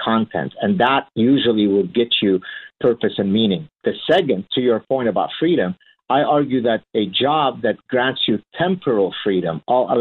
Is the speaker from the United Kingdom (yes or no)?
no; Lebanon; moved away; my childhood growing up in Lebanon and the horrors of the Lebanese Civil War that we went through